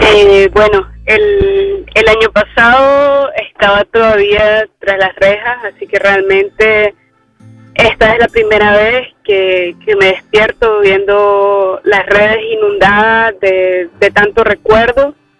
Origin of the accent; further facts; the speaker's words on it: Nicaragua; nosotros debemos de prepararnos como pueblo nicaragüense